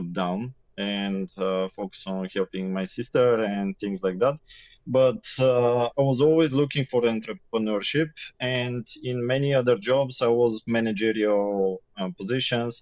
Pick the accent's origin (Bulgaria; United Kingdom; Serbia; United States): Bulgaria; Sofia, Sofia City; also born or lived in Yambol, Bulgaria; I am born in another city, Yambo. But since first grade of school, I'm in Sofia, and now that's almost 30 years I live here